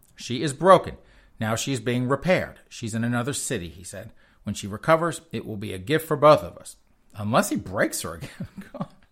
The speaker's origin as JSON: {"language": "English", "region": "the South", "country": "United States", "tie": "born or raised there", "said": "I grew up in the South"}